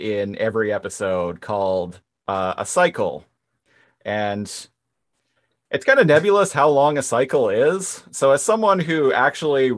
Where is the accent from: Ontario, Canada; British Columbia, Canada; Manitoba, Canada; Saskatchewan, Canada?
British Columbia, Canada; Nanaimo; I was living, I grew up in Nanaimo